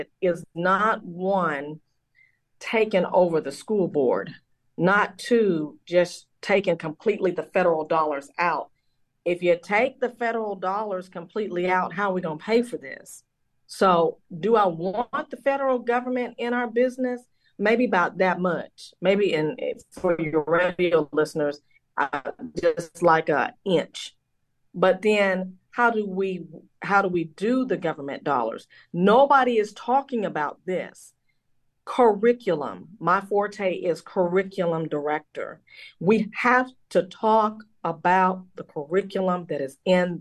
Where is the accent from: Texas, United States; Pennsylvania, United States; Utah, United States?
Texas, United States; Gilmer; now in Nashville, United States; I'm from Gilmer, Texas, Gilmer High School